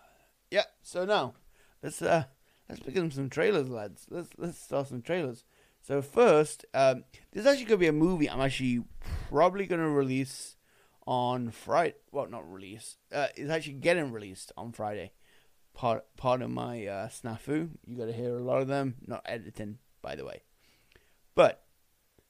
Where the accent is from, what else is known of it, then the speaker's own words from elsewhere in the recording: Winnipeg, Manitoba, Canada; This was filmed in my hometown